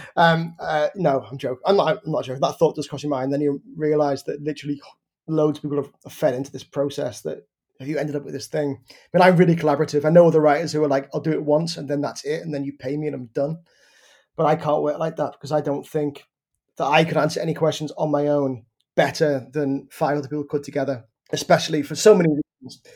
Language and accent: English; Liverpool, North West England, United Kingdom; my beach in my hometown. And I was like, oh, wow, so you've come all the way to this small town in North Liverpool